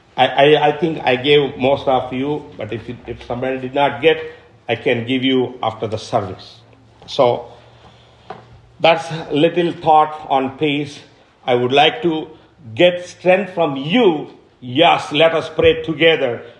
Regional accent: India; I'm an Indian

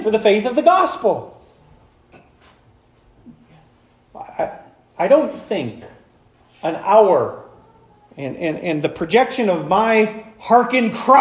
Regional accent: United States; I'm an American

